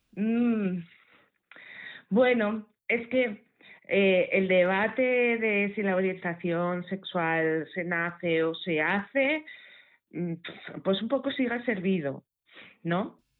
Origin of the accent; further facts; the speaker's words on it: Asturias, Spain; accent: Asturian; se me va el acento asturiano